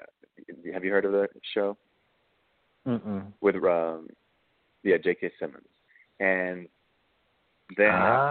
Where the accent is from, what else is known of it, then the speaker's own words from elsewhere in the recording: Dusseldorf, North Rhine-Westphalia, Germany; also born or lived in Berlin; now in United States; And Berlin was the city that I came from. I grew up in Dusseldorf, West Germany